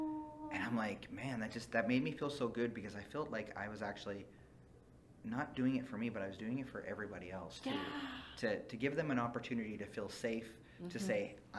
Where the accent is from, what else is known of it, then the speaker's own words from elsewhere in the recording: Fort St. John, British Columbia, Canada; I grew up in Fort St. John, BC, which was oil field country.